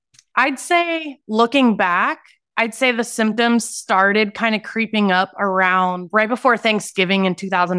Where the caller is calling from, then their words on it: Phoenix, Arizona, United States; Phoenix, Arizona.